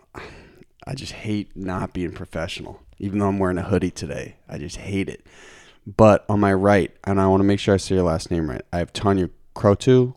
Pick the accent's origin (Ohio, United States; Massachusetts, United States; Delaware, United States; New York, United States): Massachusetts, United States; Lincoln; Lincoln, the woods